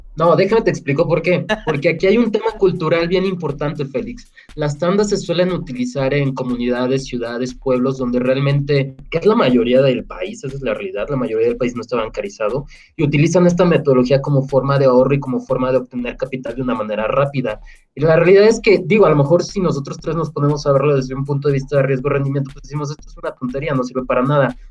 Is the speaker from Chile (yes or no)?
no; Mexico; en México tenemos muchos problemas económicos